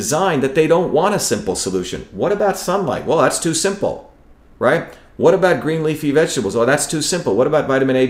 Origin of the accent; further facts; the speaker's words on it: India; when I grew up in India